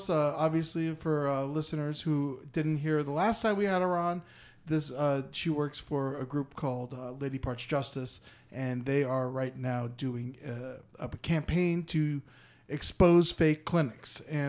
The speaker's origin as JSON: {"language": "English", "town": "Boca Raton", "region": "Florida", "country": "United States", "tie": "born or raised there", "said": "When I grew up in Boca Raton"}